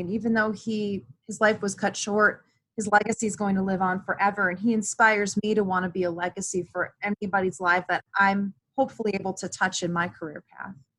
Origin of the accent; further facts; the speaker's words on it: Cleveland, Ohio, United States; moved away as an adult; I grew up in Cleveland and I never had left Cleveland.